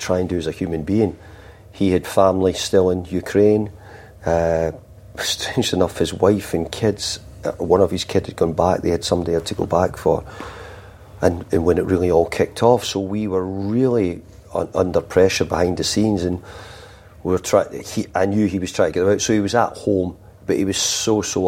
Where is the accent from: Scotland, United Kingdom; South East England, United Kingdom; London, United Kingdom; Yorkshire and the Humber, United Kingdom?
Scotland, United Kingdom; now in England; we're both from Scotland